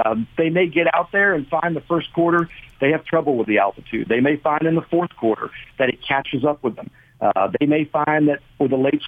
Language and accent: English; Bergen County, New Jersey, United States; moved away as an adult; now in Virginia, United States; I'm from up north in Bergen County, and I went to Rutgers.